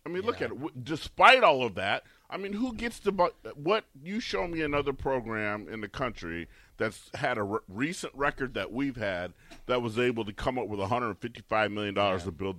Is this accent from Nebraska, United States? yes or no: yes; Nebraska, United States; I'm from Nebraska or played in Nebraska